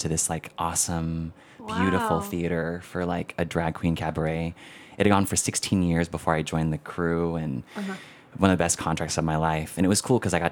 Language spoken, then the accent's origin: English; United States; I am Filipino-American, Filipinx-American